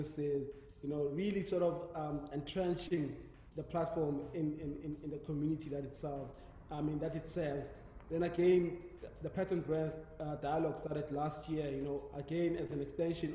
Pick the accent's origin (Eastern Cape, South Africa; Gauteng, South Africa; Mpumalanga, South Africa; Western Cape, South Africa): Mpumalanga, South Africa; moved away; I'm from Denelton in Mpumalanga.